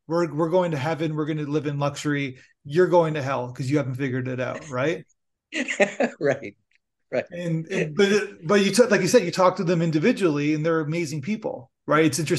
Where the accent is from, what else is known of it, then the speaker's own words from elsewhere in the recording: Canada; I'm Canadian